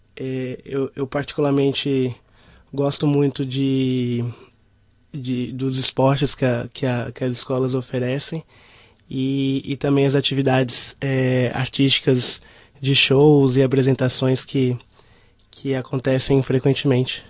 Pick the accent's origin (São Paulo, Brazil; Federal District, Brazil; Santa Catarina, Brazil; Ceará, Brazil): Federal District, Brazil; Brasília; sou brasileiro 100%. Né? é, eu, eu, vim de Brasília, capital do Brasil